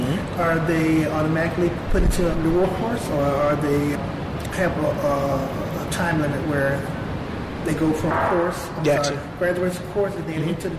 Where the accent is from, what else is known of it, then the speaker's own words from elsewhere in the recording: the South, United States; I'm from the South. Mm-hmm. I love Southern cooking.